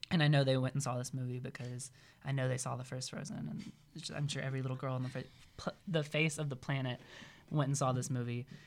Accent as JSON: {"language": "English", "region": "Mississippi", "country": "United States", "moved": "as an adult", "lives_now": "Iowa, United States", "said": "coming from Mississippi"}